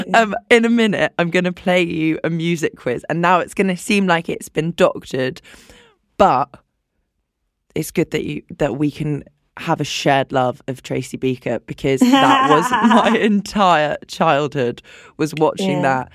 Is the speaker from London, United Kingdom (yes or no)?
yes; London, United Kingdom; I'm from London too.